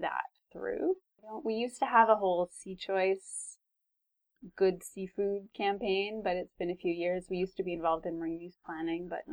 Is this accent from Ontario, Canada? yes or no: no; Vancouver, British Columbia, Canada; also born or lived in Salt Spring Island; growing up in Vancouver and on Salt Spring Island